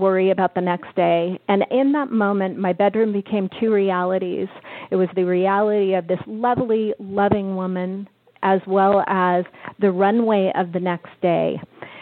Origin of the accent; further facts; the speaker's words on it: Bay Area, California, United States; I'm from the Bay Area